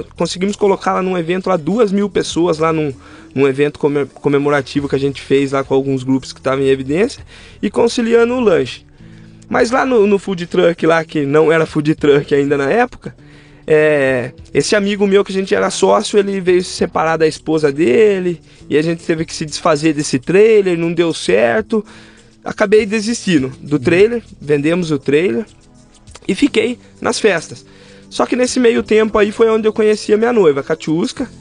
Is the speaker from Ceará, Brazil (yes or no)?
no; Rio das Pedras, São Paulo, Brazil; eu veio nascido e criado na cidade de Rio das Pedras